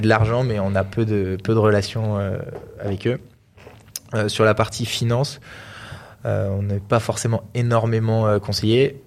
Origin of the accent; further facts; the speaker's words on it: Grenoble, Auvergne-Rhône-Alpes, France; on est grenoblois